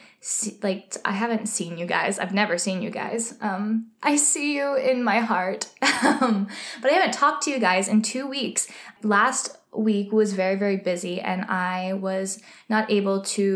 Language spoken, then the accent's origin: English; Texas, United States; now in New York, United States; I'm originally from Texas, so I don't really see snow all that often, or I didn't growing up, and so when I first came to New York